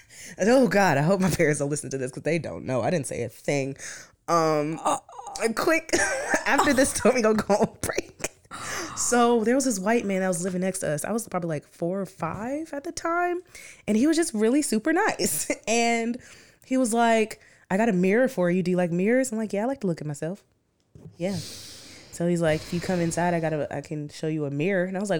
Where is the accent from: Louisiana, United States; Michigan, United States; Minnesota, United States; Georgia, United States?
Georgia, United States; technically, I'm from Henry County, but it's okay.